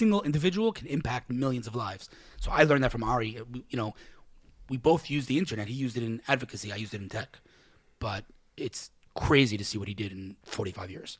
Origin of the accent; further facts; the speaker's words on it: New York, United States; now in Israel; I'm one of five brothers. We grew up in New York in Queens